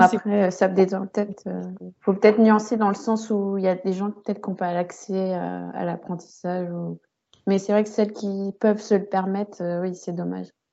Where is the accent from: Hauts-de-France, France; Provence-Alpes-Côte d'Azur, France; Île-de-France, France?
Île-de-France, France; also born or lived in Saint-Cloud; suis euh, née à, Saint-Cloud, dans les Hauts-de-Seine. Mhm. Euh, j'ai grandi avec mes parents et mes frères et sœurs. Et j'ai un peu bougé partout hein, en Ile-de-France